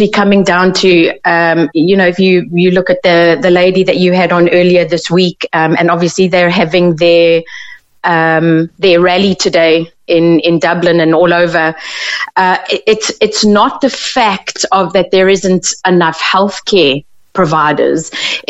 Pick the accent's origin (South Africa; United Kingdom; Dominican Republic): South Africa; moved away as an adult; now in Ireland; I come from South Africa, I've been here about 4 years